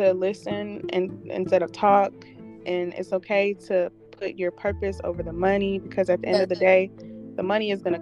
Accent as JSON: {"language": "English", "town": "Montgomery", "region": "Alabama", "country": "United States", "said": "I came from a country town. Mm-hmm. I came from Montgomery."}